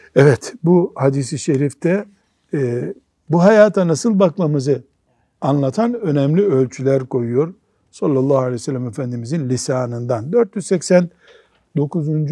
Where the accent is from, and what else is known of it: Black Sea Region, Turkey; born or raised there; moved away